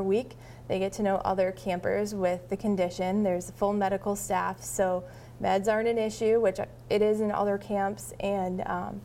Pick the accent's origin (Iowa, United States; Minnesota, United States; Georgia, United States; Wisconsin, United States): Minnesota, United States; moved away; I moved back to Minnesota, went to my hometown